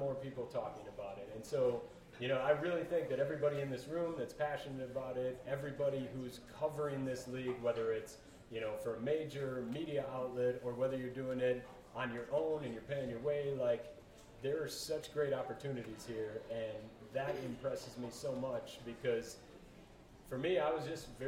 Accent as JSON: {"language": "English", "town": "Minneapolis", "region": "Minnesota", "country": "United States", "tie": "born or raised there", "also_born_or_lived": "Colorado", "said": "I was born in Colorado but raised in the Twin Cities"}